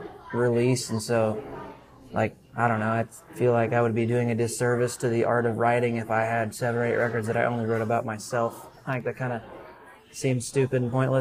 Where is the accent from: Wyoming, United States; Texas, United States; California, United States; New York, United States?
Texas, United States; South Texas and Central; I grew up in South Texas and Central Texas